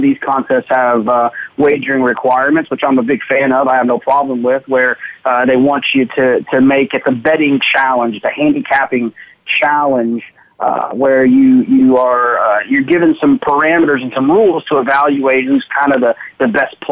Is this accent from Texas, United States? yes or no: yes; Dallas, Texas, United States; where I grew up in Dallas, Fort Worth.